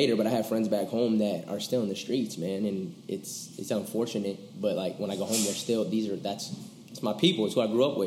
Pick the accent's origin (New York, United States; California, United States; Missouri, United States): California, United States; Seaside; I come from California, small city called Seaside, Bay Area, Monterey Bay. Kind of rough area growing up